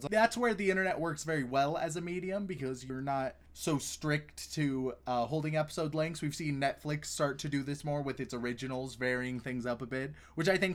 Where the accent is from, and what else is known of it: United States